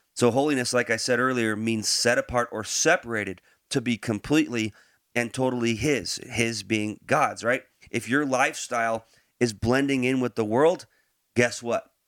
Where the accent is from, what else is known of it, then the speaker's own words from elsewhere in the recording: Branson, Missouri, United States; moved away; We're from Branson